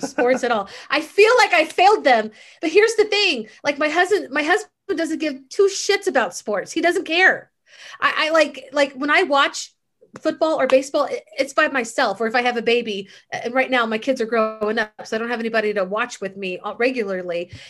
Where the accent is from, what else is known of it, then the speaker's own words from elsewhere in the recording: Missouri, United States; moved away; also born or lived in Texas; I grew up in the Midwest. I grew up right outside of Kansas City.